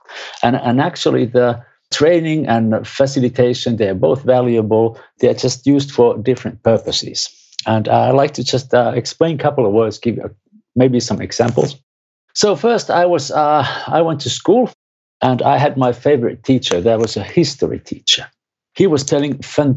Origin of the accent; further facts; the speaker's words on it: Finland; I'm from Finland